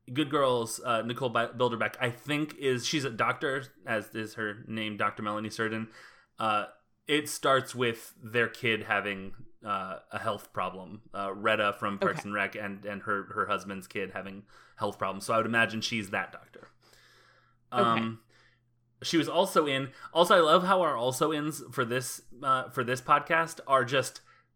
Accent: Panama; I'm from Panama. I'm Panamanian.

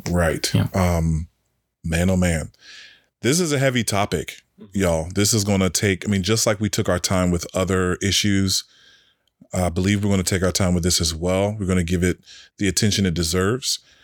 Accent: Washington, District of Columbia, United States; now in Richmond, United States; DC, my hometown

